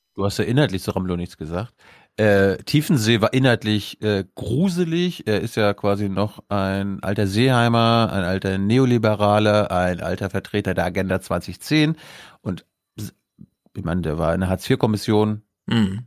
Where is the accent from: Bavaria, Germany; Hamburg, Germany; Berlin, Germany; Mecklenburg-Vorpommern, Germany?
Mecklenburg-Vorpommern, Germany; moved away; ich bin MacPom vollkommen ohne Windräder aufgewachsen